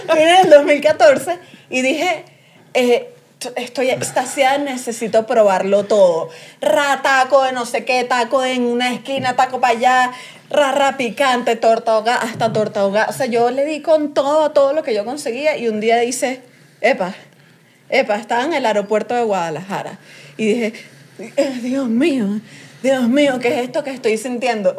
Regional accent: Venezuela; now in Mexico

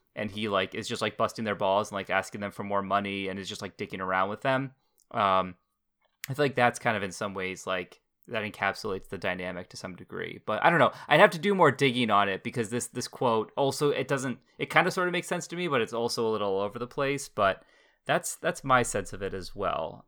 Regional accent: New Hampshire, United States; I grew up in New Hampshire

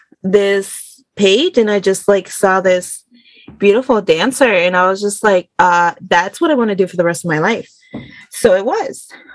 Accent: Denver, Colorado, United States; also born or lived in Juárez, Mexico; So I was born in Juarez, Chihuahua, Mexico, to my mama and a very large loving family. Immigrated to the United States in the late 1999s, early 2000s. I went to school in the U.S., Denver, Colorado

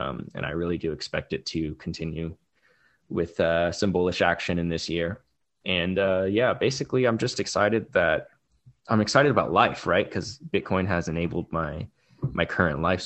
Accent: California, United States; growing up in California

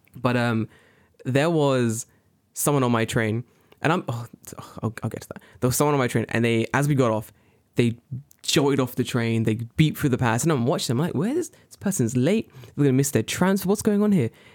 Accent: London, United Kingdom; moved away; I'm from London.

